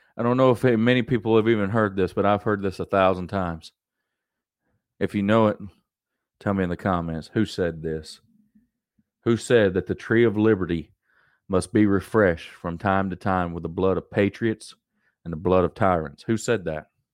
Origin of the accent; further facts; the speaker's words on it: United States; as an American, as Americans